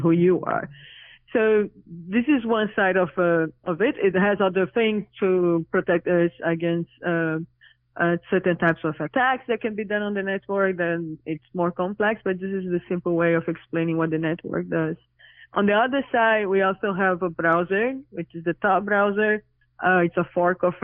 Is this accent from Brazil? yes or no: yes; Brazil; now in New York City, United States; I'm originally from Brazil, but currently living in New York City